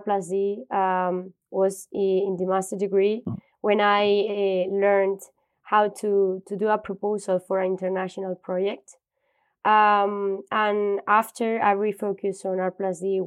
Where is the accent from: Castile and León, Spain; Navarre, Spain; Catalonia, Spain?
Castile and León, Spain; Valladolid; I grew up in Valladolid, that is a city from Spain, more in the north from Madrid